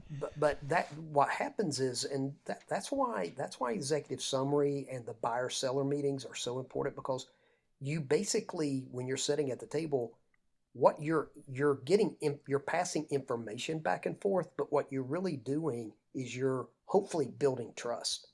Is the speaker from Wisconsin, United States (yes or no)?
no; Lake Lanier, North Georgia, United States; I grew up on Lake Lanier, uh, in North Georgia